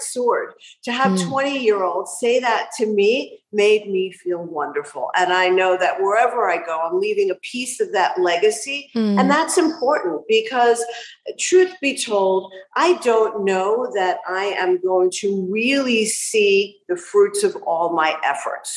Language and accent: English; New York, United States; also born or lived in Aventura, Florida; now in Miami, United States; I do still identify as a New Yorker